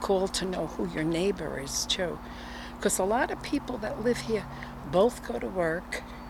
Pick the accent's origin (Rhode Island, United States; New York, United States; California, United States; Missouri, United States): New York, United States; New York City; now in San Jose, United States; I'm originally from Brooklyn, New York, so I always knew everybody on my block and even below where I lived and up near 6th, 7th Avenue.